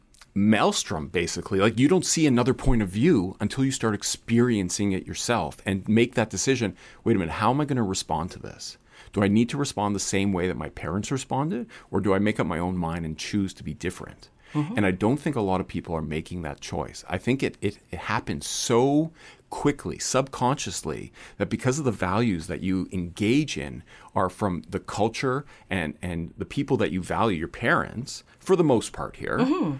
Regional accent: Canada; I don't identify with a regular white person and the experiences of growing up in Canada. I'm a first-generation Canadian

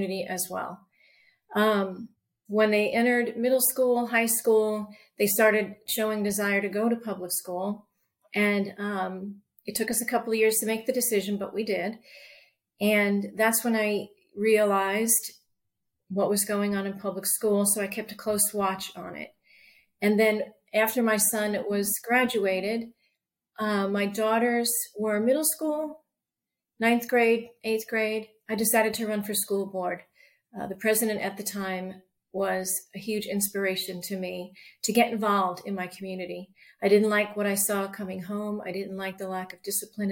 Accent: Long Island, New York, United States; moved away as an adult; also born or lived in Arizona; now in York County, United States; I was born and raised in New York in a traditional family, Catholic family, and Irish, Catholic Irish family. And I, grew up there and later left Long Island

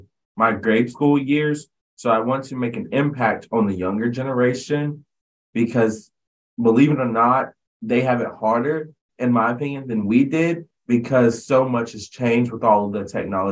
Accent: Winston-Salem, North Carolina, United States; I am from Winston-Salem, North Carolina.

